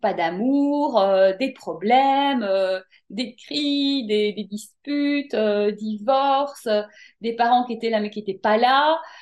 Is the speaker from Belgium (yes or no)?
yes; Brussels, Brussels-Capital Region, Belgium; moved away as an adult; also born or lived in Paris, France; now in France; je suis née en Belgique, à Bruxelles. J'ai grandi là-bas, j'ai fait mes études là-bas.